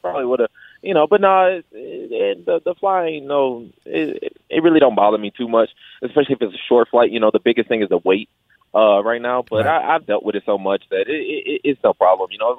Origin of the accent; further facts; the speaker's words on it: Detroit, Michigan, United States; also born or lived in Grand Rapids; I'm born and raised in Detroit